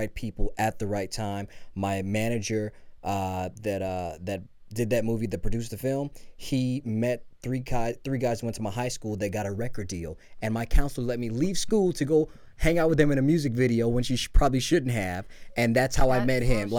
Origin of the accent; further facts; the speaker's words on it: Belize; now in Los Angeles, United States; I was born in Belize